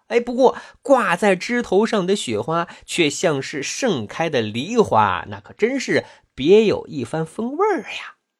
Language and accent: Chinese; China; 我们中国人